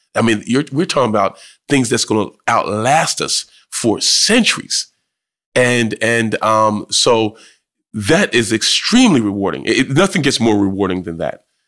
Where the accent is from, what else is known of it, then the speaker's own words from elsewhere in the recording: Trenton, New Jersey, United States; also born or lived in Jamaica; growing up in Trenton